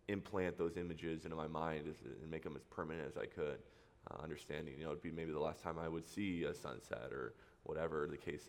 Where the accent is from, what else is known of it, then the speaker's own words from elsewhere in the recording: Huntington Beach, California, United States; I grew up in Huntington Beach. Went to school there. Went to high school in Orange, so been here my entire life.